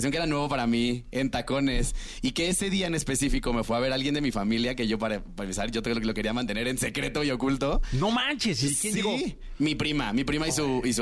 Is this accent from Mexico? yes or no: yes; Cancún, Quintana Roo, Mexico; yo soy de Cancún.